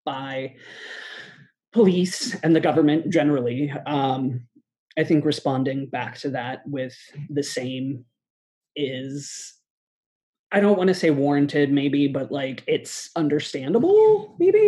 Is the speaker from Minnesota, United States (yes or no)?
no; Pittsburgh, Pennsylvania, United States; I'm from Pittsburgh.